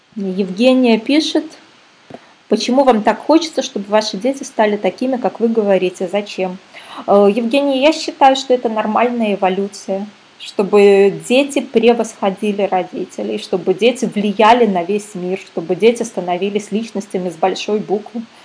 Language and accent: Russian; Minsk, Belarus; now in Canary Islands, Spain; я сама из Минска, а в данный момент я на Канарских островах нахожусь